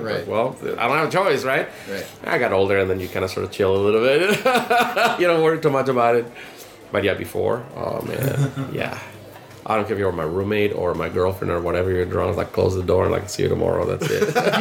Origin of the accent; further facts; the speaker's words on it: Mexico; moved away as an adult; also born or lived in Panama / Ecuador / Guatemala / Colombia; now in United States; I grew up in Mexico. I'm, I was not born in Mexico. Born in Panama